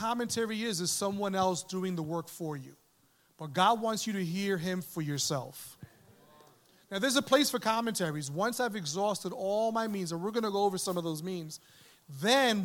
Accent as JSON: {"language": "English", "town": "New York City", "region": "New York", "country": "United States", "tie": "born or raised there", "also_born_or_lived": "Manhattan", "said": "I was born in Manhattan, raised in the Bronx"}